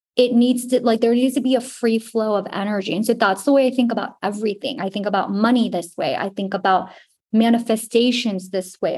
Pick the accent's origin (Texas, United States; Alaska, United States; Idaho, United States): Texas, United States; Houston; we're both from Houston